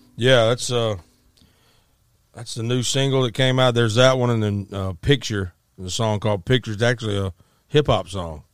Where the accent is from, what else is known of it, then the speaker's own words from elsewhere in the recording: Arkansas, United States; also born or lived in Memphis, Tennessee; in Arkansas where we grew up